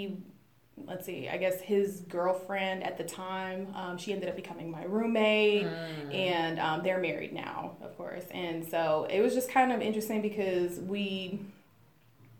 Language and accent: English; New York, United States; moved away; also born or lived in Texas; I'm from New York.